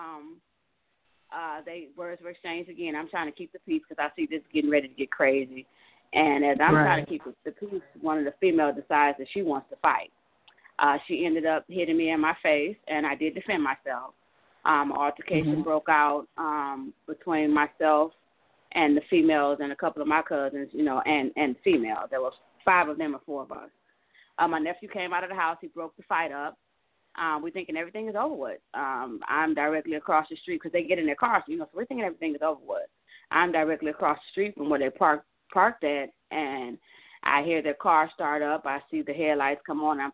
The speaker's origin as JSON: {"language": "English", "town": "Cleveland", "region": "Ohio", "country": "United States", "said": "I'm actually from Cleveland, Ohio"}